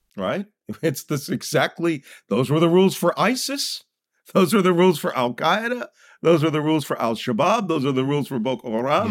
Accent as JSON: {"language": "English", "town": "Philadelphia", "region": "Pennsylvania", "country": "United States", "tie": "born or raised there", "said": "I grew up in Philadelphia"}